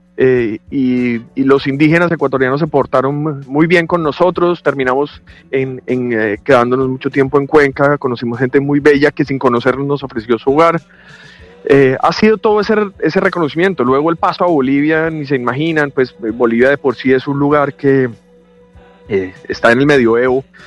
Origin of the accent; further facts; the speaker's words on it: Colombia; moved away as an adult; Me hace mucha falta estar en mi país en este momento.